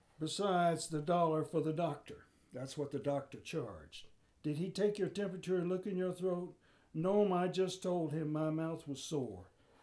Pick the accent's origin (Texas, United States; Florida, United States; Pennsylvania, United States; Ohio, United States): Pennsylvania, United States; Philadelphia; Well, we came here from Philadelphia.